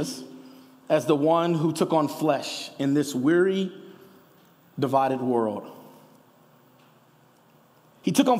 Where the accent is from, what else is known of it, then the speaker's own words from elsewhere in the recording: Kansas City, United States; now in Denver, United States; I'm from Kansas City